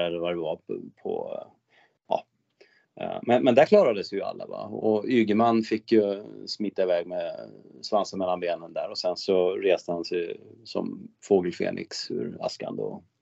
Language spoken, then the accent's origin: Swedish; Örnsköldsvik, Västernorrland County, Sweden; min hemkommun Örnsköldsvik